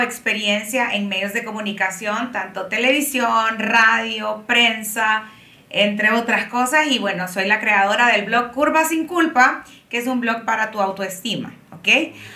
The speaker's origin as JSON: {"language": "Spanish", "town": "Tegucigalpa", "region": "Francisco Morazán", "country": "Honduras", "tie": "born or raised there", "said": "soy de Tegucigalpa, ah, nací en Honduras y vivo aquí también"}